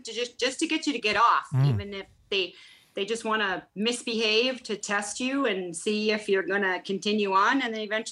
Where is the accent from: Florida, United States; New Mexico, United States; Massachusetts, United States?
Massachusetts, United States; Woburn; also born or lived in North Reading, Massachusetts; now in Stoneville, United States; I was born in Woburn